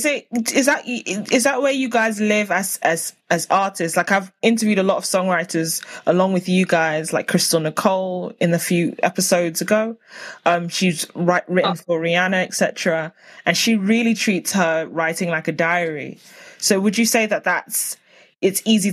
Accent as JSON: {"language": "English", "region": "London", "country": "United Kingdom", "tie": "born or raised there", "said": "I'm from London, born and raised"}